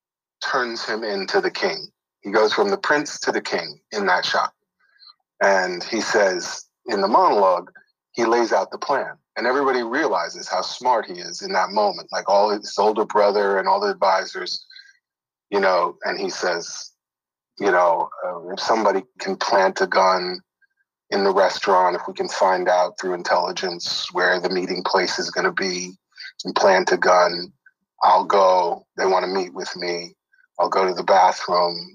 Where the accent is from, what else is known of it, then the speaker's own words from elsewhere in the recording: New York, United States; now in Los Angeles, United States; I grew up in New York